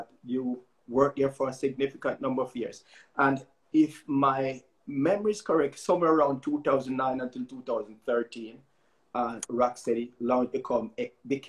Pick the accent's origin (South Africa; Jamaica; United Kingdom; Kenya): Jamaica; moved away; also born or lived in Los Angeles; that's what I grew up listening to in Jamaica